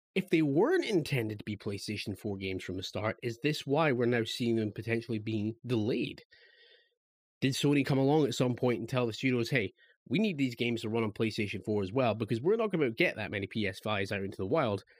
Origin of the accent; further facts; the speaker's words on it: Scotland, United Kingdom; I'm a Scottish lad.